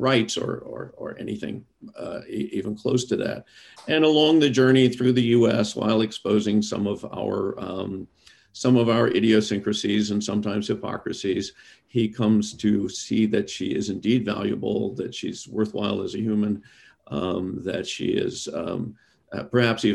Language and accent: English; Deep South, United States; I'm from the Deep South. Many of my folks believe that a woman's place is in the home.